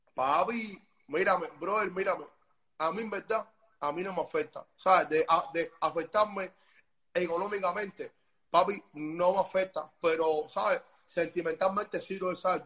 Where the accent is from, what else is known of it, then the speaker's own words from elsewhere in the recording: Cuba; yo nunca salí de Cuba, ¿sabes? Yo vivo en Cuba